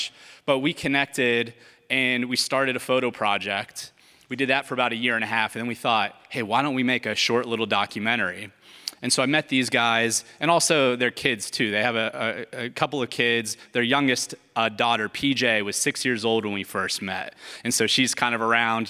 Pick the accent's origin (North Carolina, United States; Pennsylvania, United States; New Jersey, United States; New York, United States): Pennsylvania, United States; Philadelphia; We're from Philadelphia. We came up today